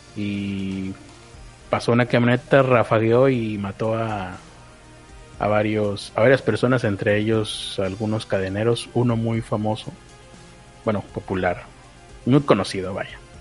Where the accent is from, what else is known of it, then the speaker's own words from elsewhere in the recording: Monterrey, Nuevo León, Mexico; como regio